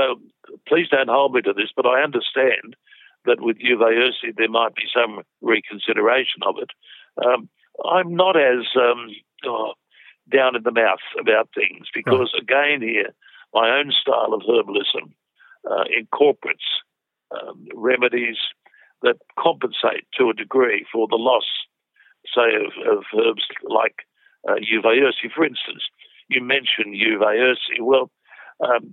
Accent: Australia; being an Australian today in herbal medicine

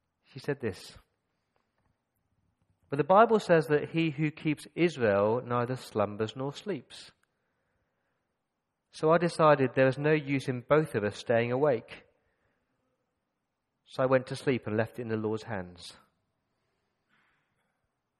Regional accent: Coventry, West Midlands, United Kingdom; I grew up in Coventry

